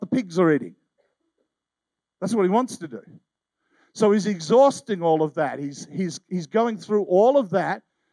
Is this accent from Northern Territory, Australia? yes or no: no; Tasmania, Australia; I'm an Aussie